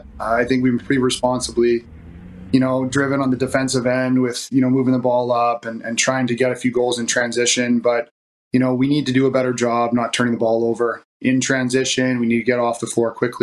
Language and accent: English; Coquitlam, British Columbia, Canada; moved away; I actually grew up in Coquitlam